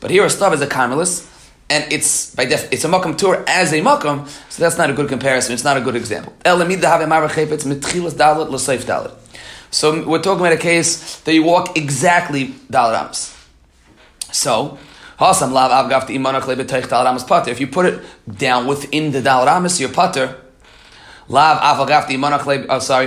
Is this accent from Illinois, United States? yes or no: no; New York City, New York, United States; I grew up in Queens